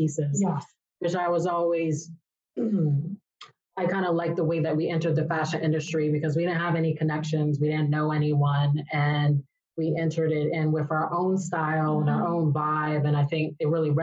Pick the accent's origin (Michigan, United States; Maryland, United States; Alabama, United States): Maryland, United States; moved away; also born or lived in New York; we faced a lot of racism growing up in Maryland